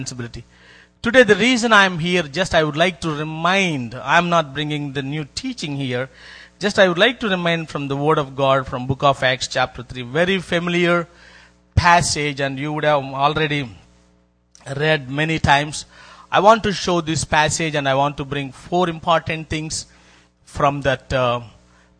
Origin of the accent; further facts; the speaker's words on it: India; I came from India.